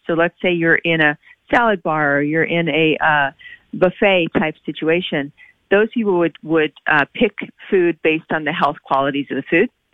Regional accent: Oklahoma, United States; I grew up in Oklahoma.

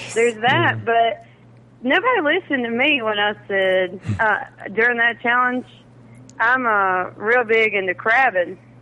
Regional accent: South Carolina, United States; I'm from South Carolina, the home of the fighting Gamecocks

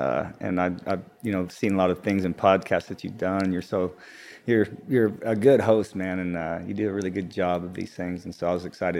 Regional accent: Texas, United States; also born or lived in Hobbs, New Mexico; I'm originally, I was born in Hobbs, New Mexico, grew up in West Texas, around Midland and Odessa, and kind of all over Texas. My family moved around quite a bit.

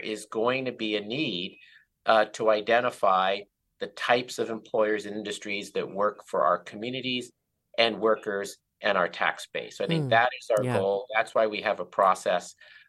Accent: Richmond, California, United States; I'm from Richmond. I represent the area where the Chevron refinery is located.

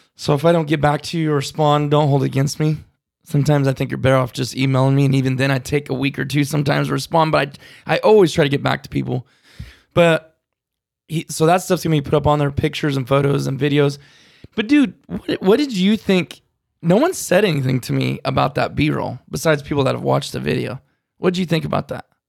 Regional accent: California, United States; California boys talk like they talk, but that's just how we talk

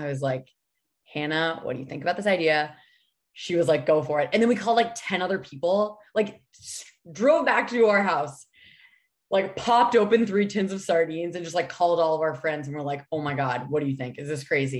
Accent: New Hampshire, United States; moved away as an adult; now in Los Angeles, United States; I'm from New Hampshire. I was raised in the woods

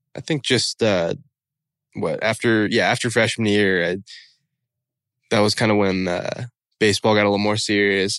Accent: the Northwest, Pacific Northwest, United States; I'd known growing up in the Northwest

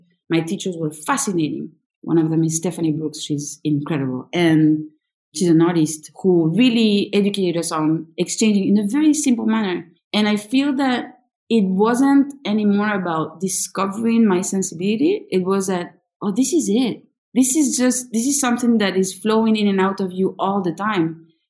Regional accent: Peru; also born or lived in France; really have lived exactly the same amount of years in both countries with back and forths. Many. I was born in France and then I was in Peru at my 9 months till I was 2.5. So at 2 years old, I was in Peru.

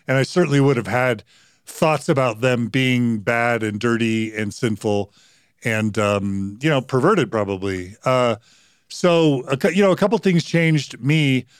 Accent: Katy, Texas, United States; moved away as an adult; also born or lived in Dallas, Texas / Houston, Texas / Provo, Utah; I was raised in, in Dallas and in Houston or Katy, Texas

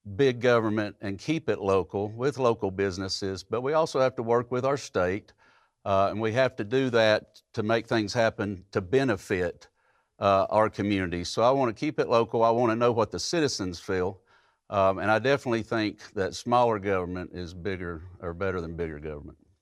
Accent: Hamilton County, Tennessee, United States; I grew up in Hamilton County. I've lived here my entire life.

